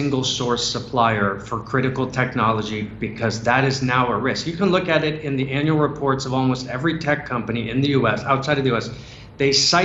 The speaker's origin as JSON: {"language": "English", "country": "United States", "said": "I am an American citizen"}